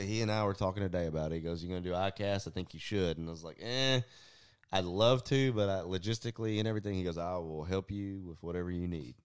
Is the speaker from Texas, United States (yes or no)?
yes; Southeast Texas, United States; I'm from Southeast Texas